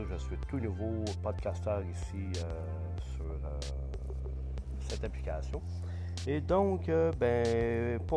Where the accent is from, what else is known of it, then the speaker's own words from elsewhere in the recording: Quebec, Canada; mon Québec natal où je suis donc, vous avez bien deviné, je suis québécois, peu, peu, peu, vraiment d'ici, d'ici.